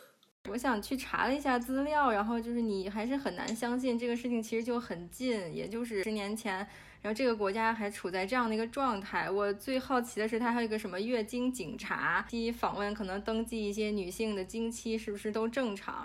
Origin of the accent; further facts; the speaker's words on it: China; now in Toronto, Canada; 中国人，包括那个，就怎么说，汉人吧，就是我们